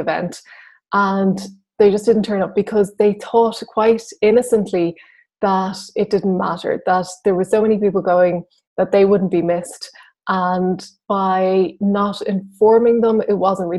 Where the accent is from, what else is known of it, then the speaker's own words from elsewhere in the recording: Ireland; I'm Irish